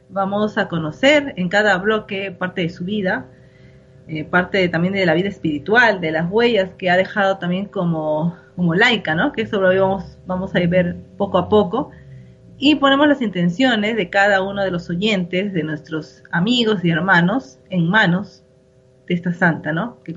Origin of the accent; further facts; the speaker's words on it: Lima, Peru; Sí, es una alegría, ¿no? Como peruanos y limeños, ¿verdad?